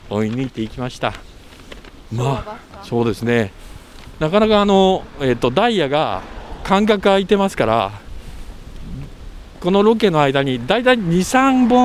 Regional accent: Iizuka, Fukuoka, Japan; also born or lived in Kitakyushu; え私はあの小さい頃は飯塚市に住みましたけれども、はい、北九州の方でしたからあ

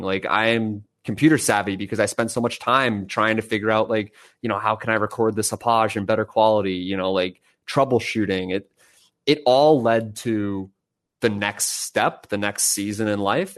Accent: Boston, Massachusetts, United States; moved away as an adult; now in Texas, United States; I'm from Boston

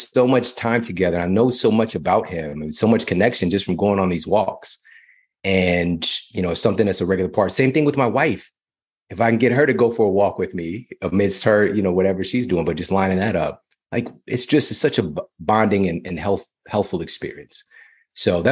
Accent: Ferguson, Missouri, United States; I'm from Ferguson, Missouri.

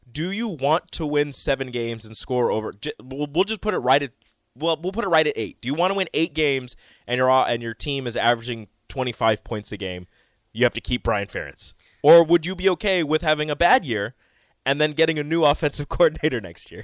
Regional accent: Omaha, Nebraska, United States; growing up in Omaha

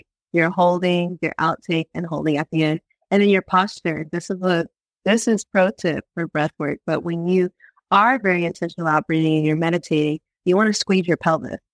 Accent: Virginia, United States; moved away; I'm like came from Virginia

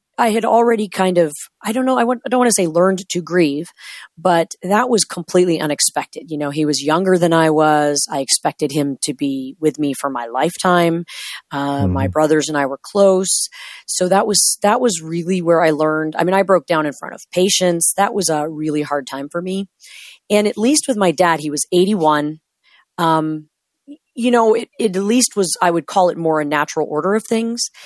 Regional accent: Washington, United States; I drove back home into my hometown, done with my training

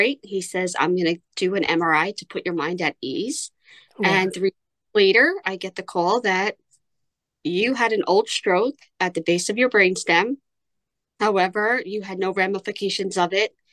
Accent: New York, United States; I am from New York

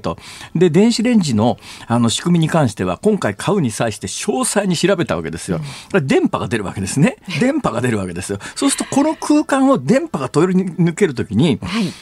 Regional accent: Saitama, Japan; now in Osaka, Japan; 私の出身校であるところの埼玉県立川越高校

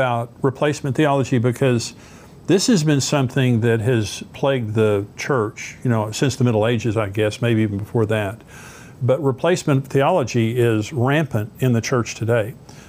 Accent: West Texas, United States; I grew up in Texas, in West Texas. I never knew a Jew, and I had never heard of Israel. And I got saved when I was 19

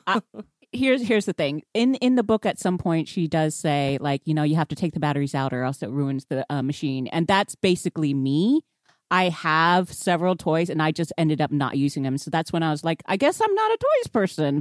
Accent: Houston, Texas, United States; I grew up in Houston

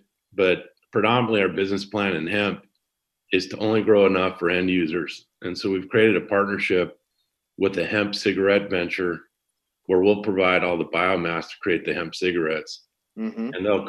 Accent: Washington, United States; moved away as an adult; also born or lived in Montana / Illinois / California; now in Santa Cruz, United States; I grew up in Washington State, predominantly. Okay. I'm from Montana originally. Okay. I have four children. I kind of spread my time around. I live down in Santa Cruz most of the time. Okay. I have an house up in the East Bay, San Francisco.

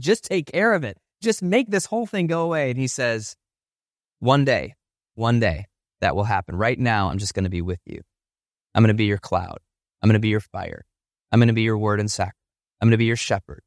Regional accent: Ohio, United States; now in Chicago, United States; I grew up in Ohio

